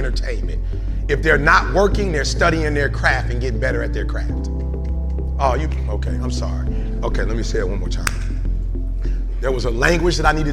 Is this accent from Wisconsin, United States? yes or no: no; Detroit, Michigan, United States; I'm from Detroit